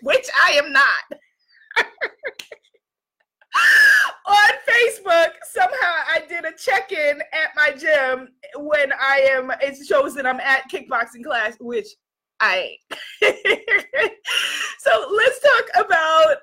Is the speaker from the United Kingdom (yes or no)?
no; United States; I'm an American